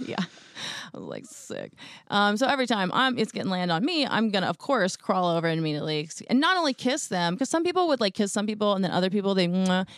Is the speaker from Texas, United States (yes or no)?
yes; Houston, Texas, United States; I'm from Houston